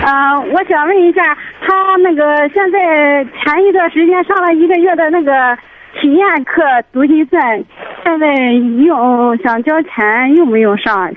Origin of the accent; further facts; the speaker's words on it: Liaocheng, Shandong, China; 聊城的。